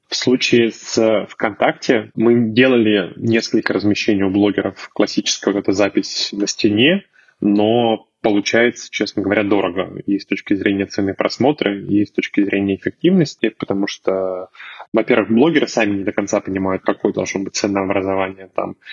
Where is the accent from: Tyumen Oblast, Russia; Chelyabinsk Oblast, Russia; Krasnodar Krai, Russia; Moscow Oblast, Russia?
Chelyabinsk Oblast, Russia; Chelyabinsk; я сам из Челябинска